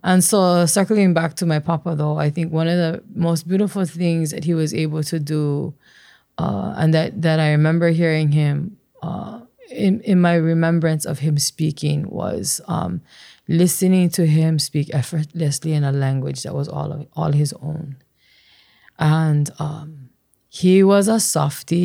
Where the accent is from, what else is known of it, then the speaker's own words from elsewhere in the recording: Waimea, Hawaii, United States; growing up in Waimea